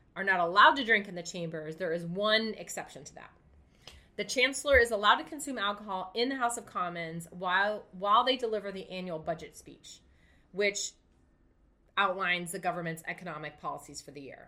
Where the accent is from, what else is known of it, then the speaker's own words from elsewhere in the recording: United Kingdom; I'm also British.